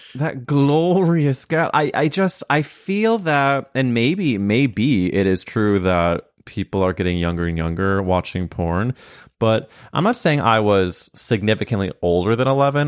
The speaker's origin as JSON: {"language": "English", "region": "Midwest", "country": "United States", "moved": "yes", "said": "I came from a very conservative place when you really look at it, it came from the Midwest"}